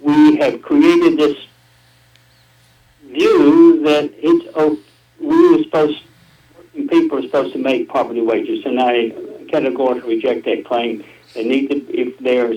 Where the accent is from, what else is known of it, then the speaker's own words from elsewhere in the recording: North Carolina, United States; moved away as an adult; now in Alabama, United States; I grew up in North Carolina, and I came to Alabama in 1979 in Oneonta and transferred up to Hackenberg in 1980, and that's where I met my wife, and this has been my home ever since